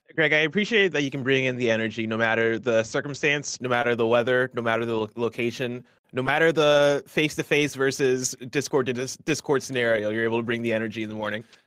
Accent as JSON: {"language": "English", "region": "Midwest", "country": "United States", "also_born_or_lived": "Nigeria / Seattle", "moved": "yes", "lives_now": "San Francisco, United States", "said": "I'm from the Midwest. I lived in Nigeria."}